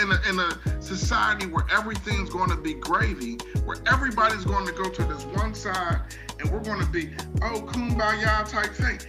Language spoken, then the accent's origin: English; Pittsburgh, Pennsylvania, United States; growing up in Homewood and Lincoln